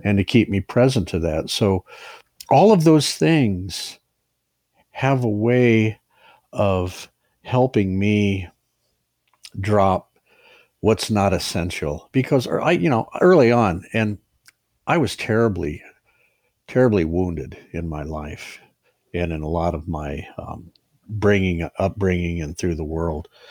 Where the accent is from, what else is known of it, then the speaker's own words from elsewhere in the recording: Ohio, United States; moved away as an adult; I'm from Ohio